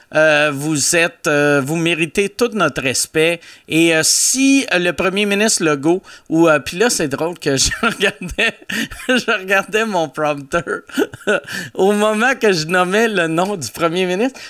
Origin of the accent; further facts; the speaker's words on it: Loretteville, Quebec, Canada; À Loretteville, qui est mon, euh, mon village natal